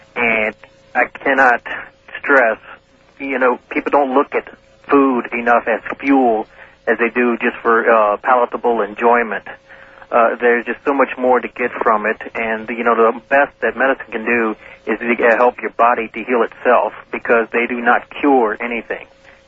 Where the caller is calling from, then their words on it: New Orleans, Louisiana, United States; Armeister … in New Orleans.